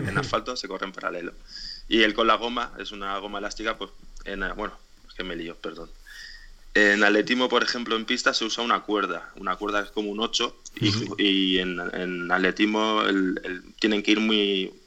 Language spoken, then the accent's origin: Spanish; Alicante, Valencian Community, Spain; soy de Alicante